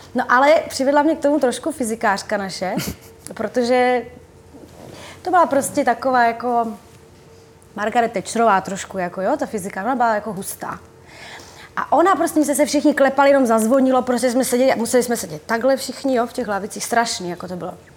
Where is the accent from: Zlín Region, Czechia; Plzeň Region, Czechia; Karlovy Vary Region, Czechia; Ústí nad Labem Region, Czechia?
Zlín Region, Czechia; Uherské Hradiště; moved away; do Slováckého divadla u nás v Uherském hradišti, tam jsem vlastně, na tom jsem vyrostla, na tom divadle